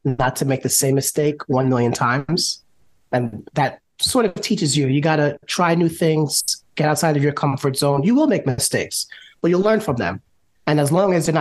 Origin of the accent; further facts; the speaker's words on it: New York, United States; I'm born and raised in New York.